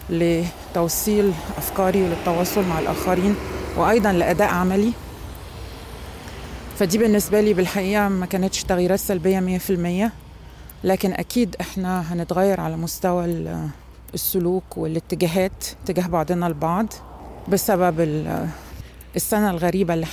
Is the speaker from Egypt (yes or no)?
yes; Egypt; أنا طبعا مصرية ولغتي الأم هي اللغة العربية